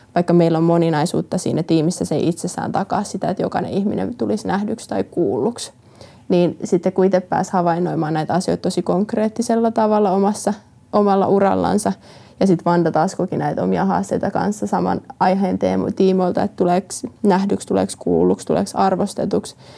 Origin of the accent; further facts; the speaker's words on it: Finland; also born or lived in Jyväskylä / Orimattila / Lahti / United States; me kasvettiin Lahdessa, Jyväskylä, Orimattila-alueella